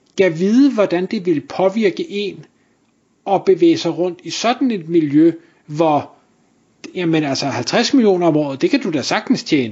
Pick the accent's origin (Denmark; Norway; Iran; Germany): Denmark; North Zealand, by Bagsværd Lake, Capital Region of Denmark; det område, hvor jeg voksede op i, i sin tid i Nordsjælland, lige ved, øh, ved Bagsværd Sø